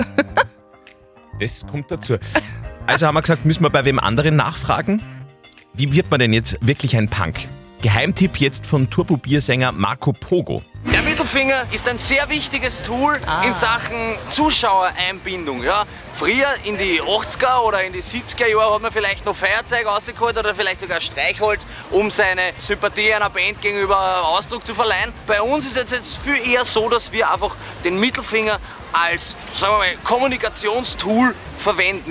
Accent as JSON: {"language": "German", "region": "Upper Austria", "country": "Austria", "said": "bei uns in Oberösterreich"}